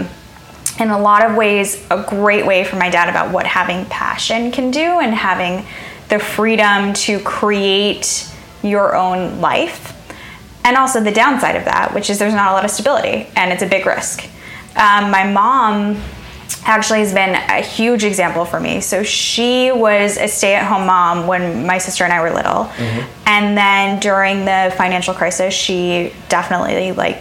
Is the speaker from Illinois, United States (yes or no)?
yes; Chicago, Illinois, United States; I love my hometown